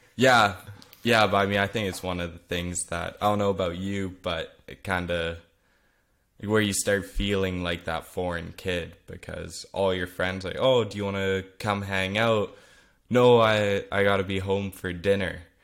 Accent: Vernon, British Columbia, Canada; first language Flemish; English is a second language; being born in Vernon, B C, in Canada, um, I was raised there my whole life.

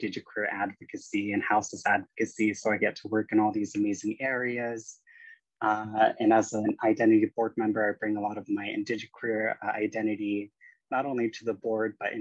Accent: Anchorage, Alaska, United States; also born or lived in Iqaluit; was raised down here in Anchorage since I was 2 weeks old

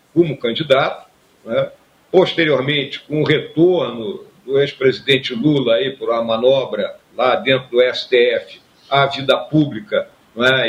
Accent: Rio Grande do Sul, Brazil; o Rio Grande do Sul é minha terra, né? Então, quando a gente nasce né, num local com as características né, do nosso estado do Rio Grande do Sul

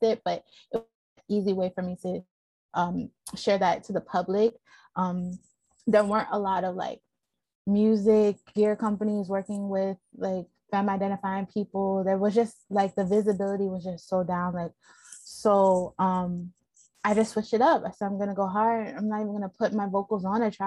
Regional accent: Baltimore, Maryland, United States; moved away; also born or lived in Philadelphia / Oakland; I was born in Baltimore

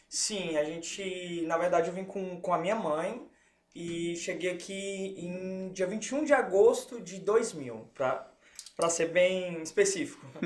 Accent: Lowell, Massachusetts, United States; Eu cresci em Low. Okay. De, entre meus 10 até a minha graduação é, 18, foi Low.

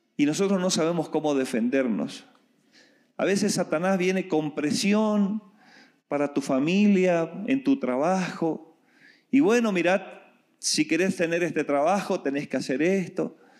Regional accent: Argentina; moved away; Yo vengo de Argentina

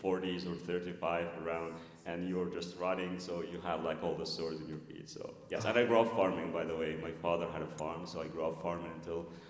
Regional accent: Egypt; English is a second language; moved away as an adult; also born or lived in Cairo; now in Texas, United States; I was born and raised in Egypt. Spent all my life up to high school in a very small village on the Mediterranean in Egypt before moving to Cairo

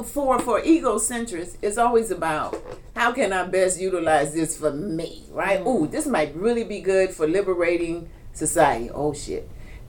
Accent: Flint, Michigan, United States; moved away as an adult; I'm from Flint. I currently don't live in Flint, but I'm from Flint. I've been a resident for the majority of my life.

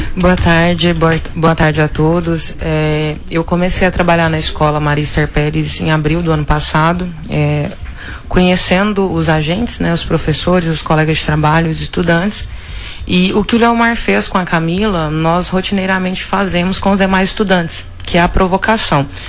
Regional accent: Vila Rica, Mato Grosso, Brazil; moved away as an adult; also born or lived in Goiás; Eu sou filha de Vila Rica, né? Eu morei aqui a minha infância inteira

